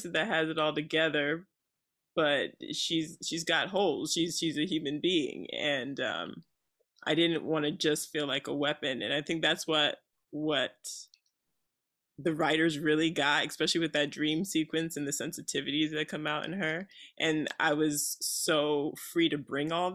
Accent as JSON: {"language": "English", "region": "New Jersey", "country": "United States", "also_born_or_lived": "outside Newark, New Jersey", "moved": "yes", "lives_now": "Los Angeles, United States", "said": "I'm from New Jersey"}